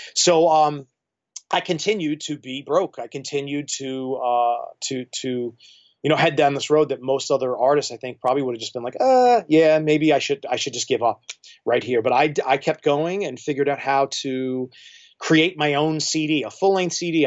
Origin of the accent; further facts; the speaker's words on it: New York, United States; moved away as an adult; now in Clarkston, Michigan, United States; I mean, I'm not from here. I'm a New Yorker, so I moved here just, uh, uh, out of circumstance